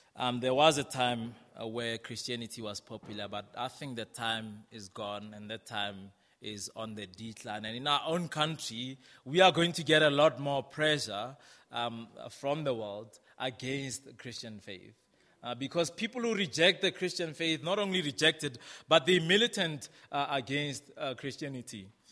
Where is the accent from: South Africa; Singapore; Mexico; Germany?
South Africa; moved away; also born or lived in Brixton, London; as a South African, um, I would go into the English speaking world